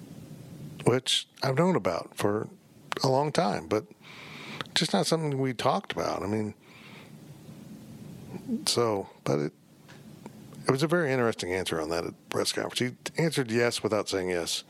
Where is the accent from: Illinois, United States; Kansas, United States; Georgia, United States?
Kansas, United States; Salina; Slana, it's my hometown, and I grew up going to Brookville Chicken when it was in Brookville